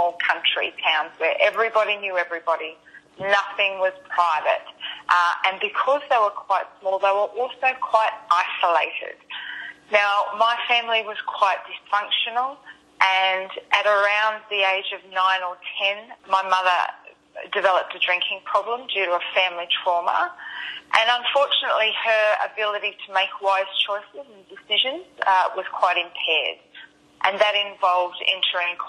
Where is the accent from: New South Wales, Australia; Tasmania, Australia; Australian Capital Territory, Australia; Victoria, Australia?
New South Wales, Australia; Sydney; now in Sunshine Coast, Australia; I'm originally from Sydney